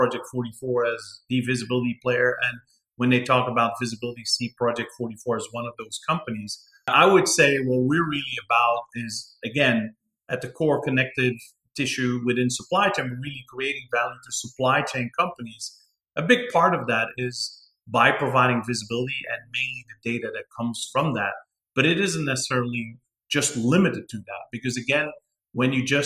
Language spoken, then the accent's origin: English; Antwerp, Flanders, Belgium; moved away as an adult; now in Texas, United States; I'm from Antwerp, second largest port in Europe, the largest exporting port in Europe. That is my hometown